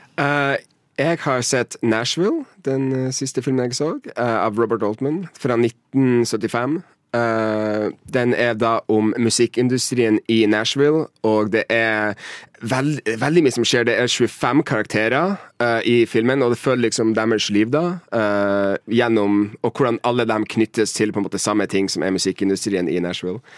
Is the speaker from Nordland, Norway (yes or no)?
yes; Mo i Rana, Nordland, Norway; moved away as an adult; now in Oslo, Norway; kommer fra Mo i Rana